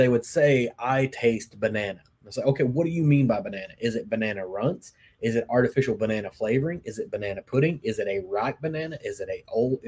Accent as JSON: {"language": "English", "region": "Kentucky", "country": "United States", "tie": "born or raised there", "said": "I grew up in Kentucky"}